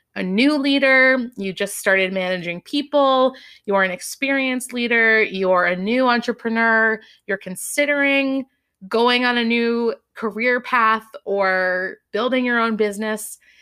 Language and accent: English; Massachusetts, United States; also born or lived in Boston / Amherst; I grew up in Massachusetts